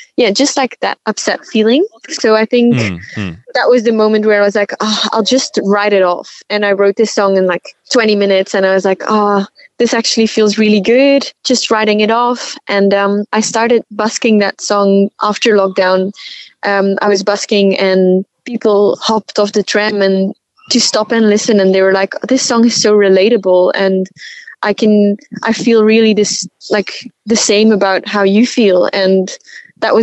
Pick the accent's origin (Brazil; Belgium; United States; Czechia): Belgium; moved away as an adult; now in Melbourne, Australia; we're from Belgium, so, well, we're used to rain